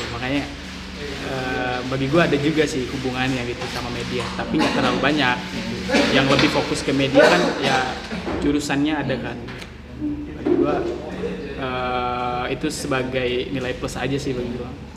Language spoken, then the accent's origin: Indonesian; Jambi, Indonesia; moved away; asal gue dari Jambi